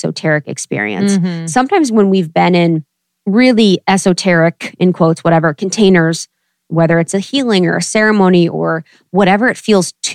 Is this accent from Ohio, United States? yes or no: yes; Ohio, United States; also born or lived in Chicago / New York; now in Los Angeles, United States; growing up in Ohio and, you know, moving from Chicago to New York and finally